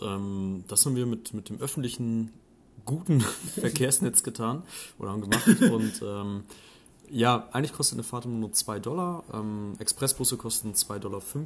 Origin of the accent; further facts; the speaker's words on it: Germany; bei uns in Deutschland